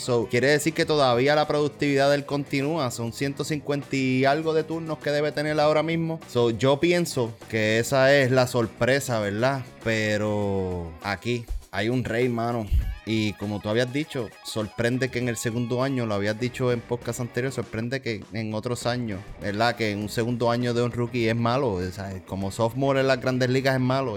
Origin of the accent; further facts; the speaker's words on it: Puerto Rico; nosotros somos puertorriqueños